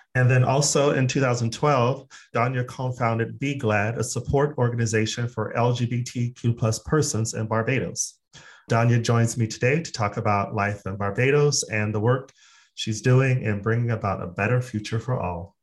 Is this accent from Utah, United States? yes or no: no; Phoenix, Arizona, United States; now in Sweden; I'm actually from Phoenix, Arizona